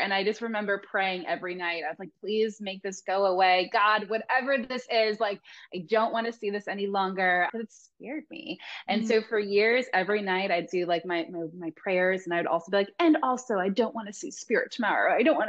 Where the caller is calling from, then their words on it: Laguna Beach, California, United States; I'm calling in from Laguna Beach, California, in the United States.